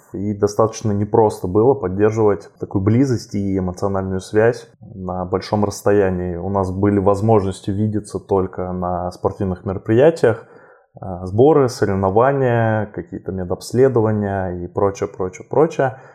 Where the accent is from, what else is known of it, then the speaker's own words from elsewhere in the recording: southern Russia, Russia; moved away as an adult; now in Moscow, Russia; мой родной город, э, на юге России